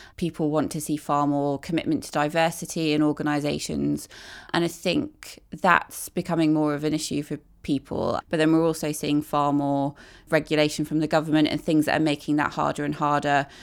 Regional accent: Midlands, United Kingdom; I grew up in the Midlands

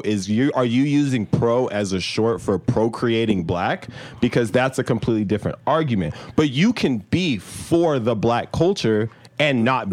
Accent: Nigeria; We're Nigerian.

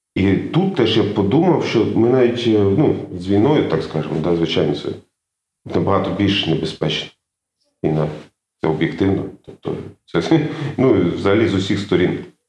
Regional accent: Mukachevo, Zakarpattia Oblast, Ukraine; moved away as an adult; also born or lived in Makiivka / Lviv / Kyiv; now in Germany; я народився в Макіївці, коли ще дошкільному віці я переїхав в Мукачево, там вивіз, вчився у Львові.

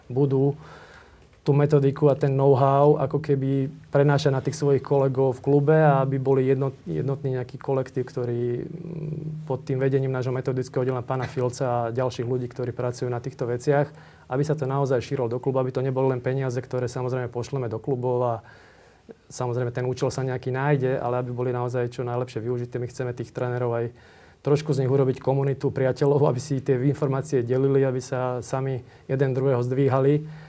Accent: Slovakia; akí sme my Slováci

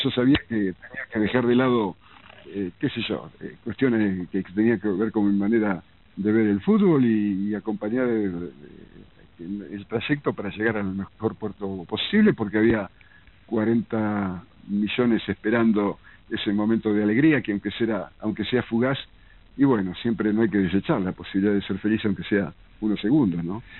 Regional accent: Lincoln, Buenos Aires Province, Argentina; moved away; yo me fui de Lincoln, ni siquiera de Buenos Aires

